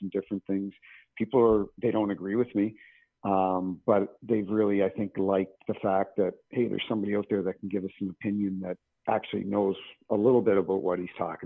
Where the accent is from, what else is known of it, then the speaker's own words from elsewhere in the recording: Canada; moved away as an adult; now in St. Louis, United States; I'm from Canada, but it happens at my adopted hometown in St. Louis, and been here 20 years.